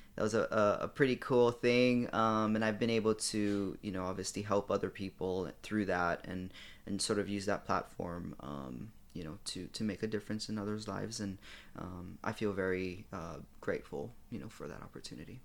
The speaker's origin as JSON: {"language": "English", "region": "Hawaii", "country": "United States", "said": "I'm from Hawaii"}